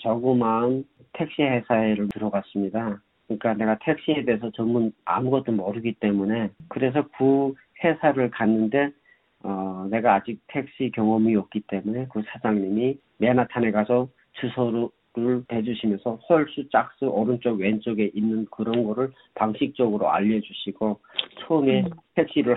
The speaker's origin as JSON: {"language": "Korean", "country": "North Korea", "also_born_or_lived": "North Carolina, United States / Pennsylvania, United States", "moved": "as an adult", "lives_now": "New York, United States", "said": "저는 북한에서 온 사람이라고"}